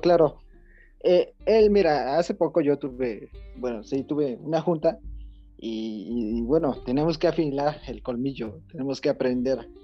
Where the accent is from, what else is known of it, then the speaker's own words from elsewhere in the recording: Mexico; somos de México, somos de México